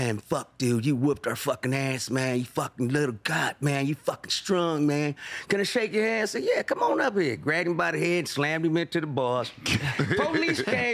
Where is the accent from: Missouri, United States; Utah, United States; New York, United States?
Missouri, United States; Kansas City; moved away as an adult; I grew up in Kansas City, Missouri